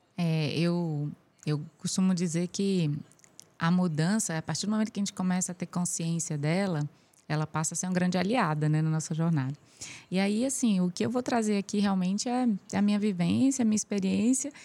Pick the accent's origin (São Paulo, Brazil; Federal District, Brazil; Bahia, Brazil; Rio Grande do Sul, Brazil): Federal District, Brazil; Brasília; also born or lived in Piauí; Eu, eu nasci no Piauí é, e aos oito anos de idade a gente foi para Brasília